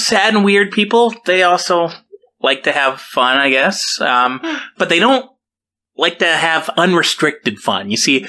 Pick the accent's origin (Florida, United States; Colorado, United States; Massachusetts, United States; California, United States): California, United States; I'm from California, you know.